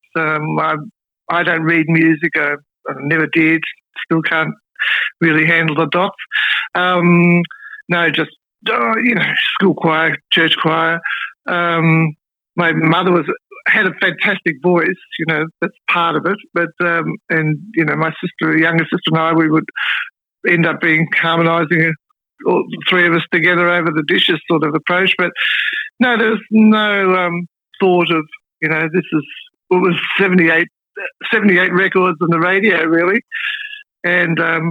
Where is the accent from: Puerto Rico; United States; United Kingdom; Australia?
Australia; Melbourne, Victoria; moved away as an adult; also born or lived in Sydney / Brisbane / East Gippsland; Up Melbourne, and I'm back in Melbourne. I was, my first 3 decades of my life were based in Melbourne